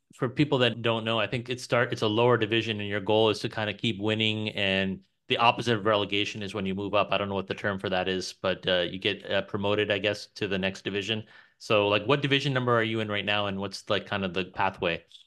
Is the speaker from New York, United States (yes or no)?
yes; New York, United States; now in Texas, United States; originally my family's from Pakistan, but I was born in New York